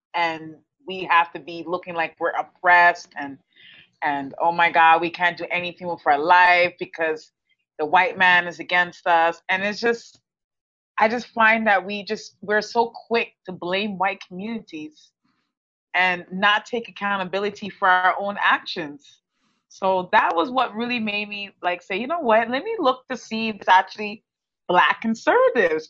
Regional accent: Texas, United States; moved away as an adult; now in Canada; I'm Canadian. I was raised in Texas. Our family moved down to Texas because my mom's in the, in the medical field, and um, we moved to Texas when I was ten, and we stayed there basically my whole life

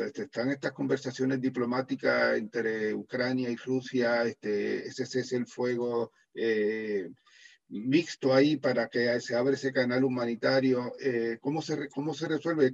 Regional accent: Puerto Rico; como decimos en Puerto Rico

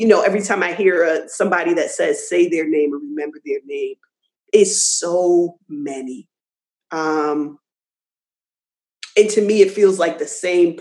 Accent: New Jersey, United States; I'm born and raised in New Jersey, but I certainly by way of the South.

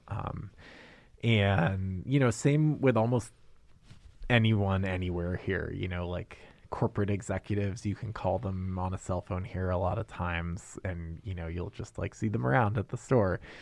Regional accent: Maine, United States; moved away as an adult; also born or lived in New York City; now in Anchorage, United States; I'm from Maine

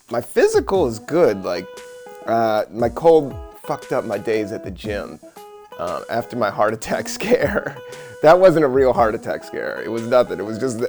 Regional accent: Washington, District of Columbia, United States; moved away; Washington, DC, my hometown

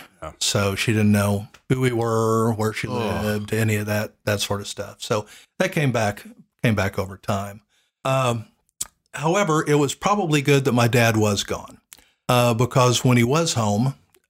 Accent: Tulsa, Oklahoma, United States; also born or lived in Broken Arrow; I grew up in Tulsa, Oklahoma, and a suburb of Tulsa called Broken Arrow.

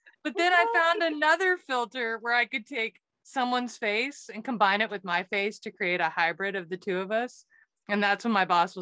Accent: Waco, Texas, United States; in Waco, Texas, my hometown

